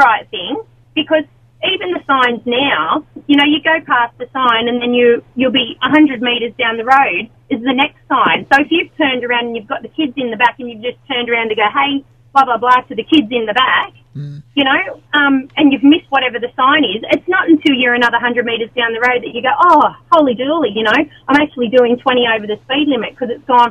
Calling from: Maitland, New South Wales, Australia; Well, Maitland at the moment.

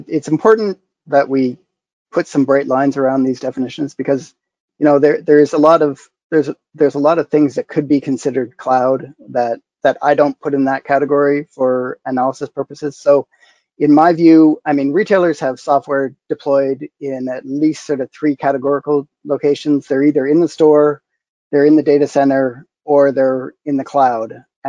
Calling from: London, Ontario, Canada; London, Ontario, Canada, where I've been for 20 years.

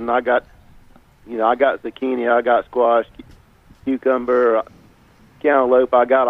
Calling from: Wendell, North Carolina, United States; I'm calling from Wendell.

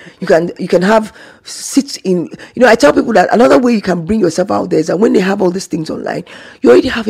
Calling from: Zamfara, Nigeria; I'm calling from Zamfara State in Nigeria.

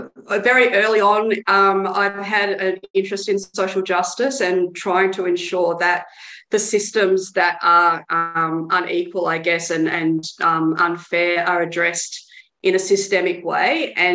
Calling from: Victoria, Australia; I should say that I'm joining from Wiradjuri country in Victoria.

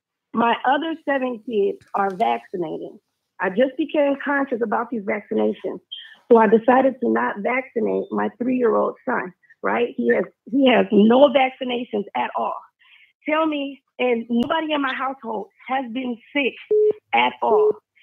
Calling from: Charlotte, North Carolina, United States; I'm calling from Charlotte.

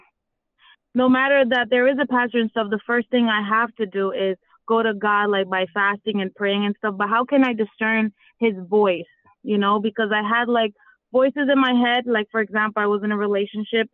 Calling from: Florida, United States; I'm calling from Florida.

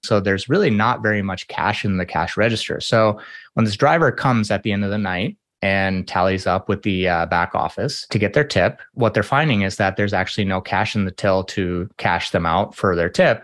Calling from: Minneapolis, Minnesota, United States; I am calling in from Minneapolis, Minnesota.

